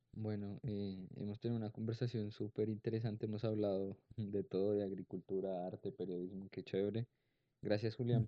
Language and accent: Spanish; Colombia; also born or lived in Cali; no solamente como colombianos